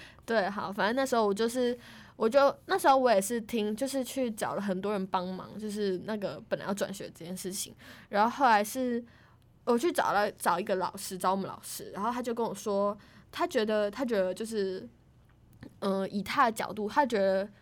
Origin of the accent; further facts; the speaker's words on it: Tainan, Taiwan; 我是台南人，然后他原本只让我选台南的学校